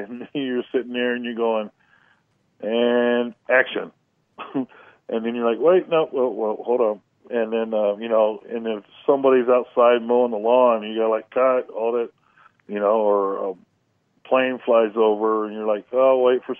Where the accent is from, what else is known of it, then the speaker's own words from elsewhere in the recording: California, United States; now in Kentucky, United States; I'm actually from California